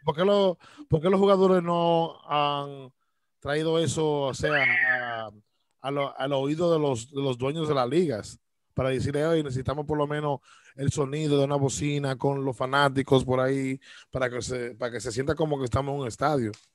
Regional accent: Dominican Republic; now in United States; soy yo, de República Dominicana

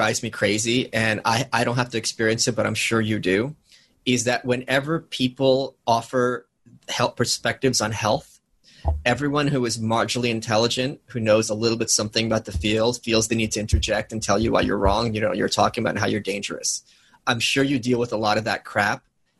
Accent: New York City, New York, United States; I'm a New Yorker. I have this low key background tension. Well, it's life in the big city.

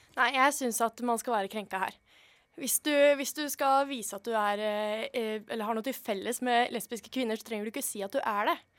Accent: Nøtterøy, Vestfold, Norway; moved away; Jeg er fra Nøtterøy. Et ekte nøttlending

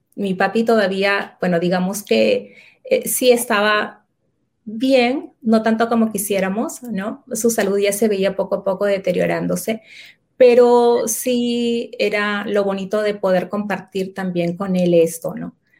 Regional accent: Lima, Peru; yo nací y vivo actualmente en Lima, en la ciudad de Lima, en la parte este de la ciudad, en Lima, Perú

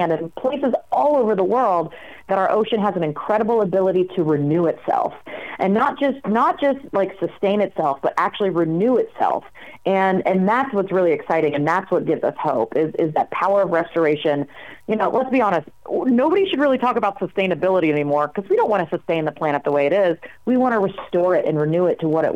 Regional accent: Raleigh, North Carolina, United States; I'm from Raleigh, North Carolina. Those beaches were my playground, yep, growing up.

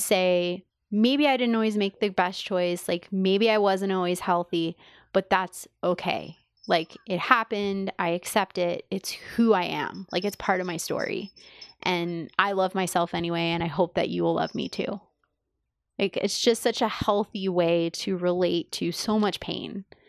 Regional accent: New York City, New York, United States; I grew up in New York City

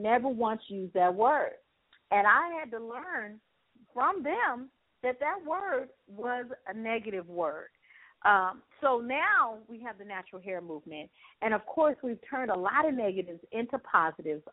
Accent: Los Angeles, California, United States; I'm from Los Angeles, California, born and raised

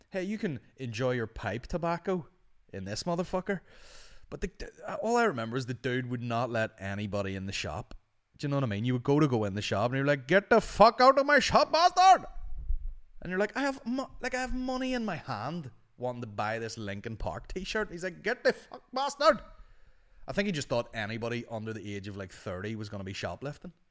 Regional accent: United Kingdom; I love the Queen, I'm British.

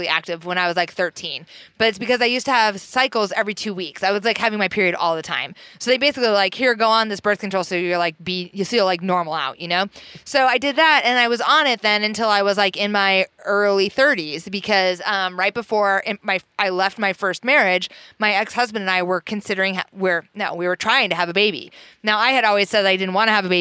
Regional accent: Iowa, United States; now in Portland, United States; growing up in Iowa

